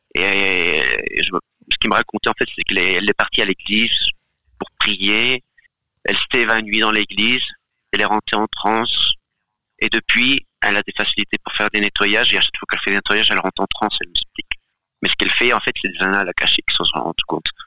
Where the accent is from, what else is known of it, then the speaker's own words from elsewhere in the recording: Galicia, Spain; moved away; je viens aussi d'une partie d'Espagne, euh, j'ai vécu dans une partie d'Espagne qui s'appelle Terre de Meigas